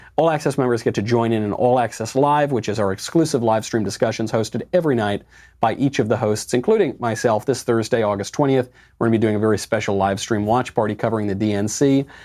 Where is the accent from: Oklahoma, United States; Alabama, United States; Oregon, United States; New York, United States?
New York, United States; now in Los Angeles, United States; I'm American, I'm a uh, New York original, I live